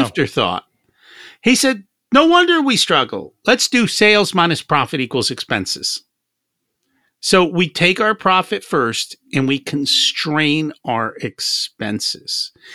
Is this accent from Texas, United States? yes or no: no; New Jersey, United States; I grew up in Jersey